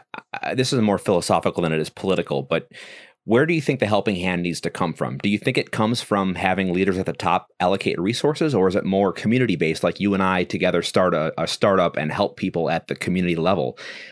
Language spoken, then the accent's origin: English; Wisconsin, United States; also born or lived in Mississippi; I'm from Wisconsin.